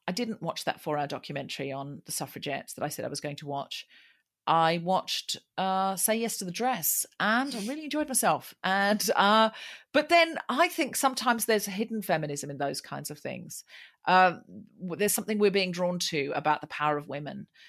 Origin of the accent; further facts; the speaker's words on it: Australia; now in London, United Kingdom; I'm from Australia